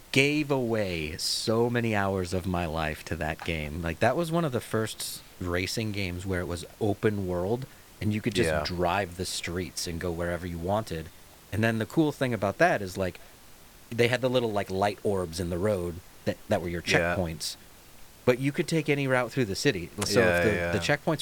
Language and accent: English; United States; I'm American